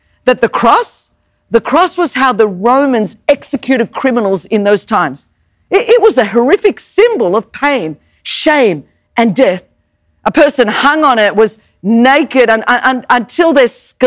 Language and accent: English; Sydney, New South Wales, Australia; first language Greek; English is a second language; now in United States; I grew up in Sydney, Australia